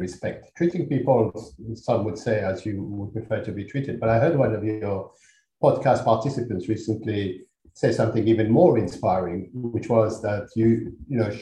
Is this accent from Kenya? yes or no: no; Algeria; also born or lived in Paris, France; now in United Kingdom; my father was Algerian, my mother was French